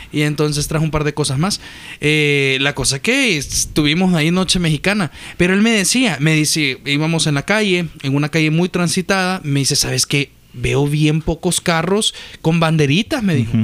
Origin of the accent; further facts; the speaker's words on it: El Salvador; yo como salvadoreño